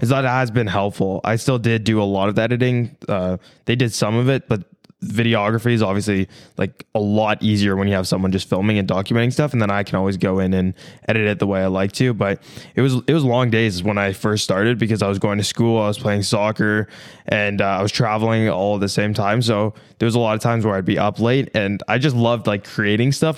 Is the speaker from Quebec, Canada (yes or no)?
no; small town outside of Toronto, Ontario, Canada; now in United States; I was born in Toronto, but I grew up in this small town outside of Toronto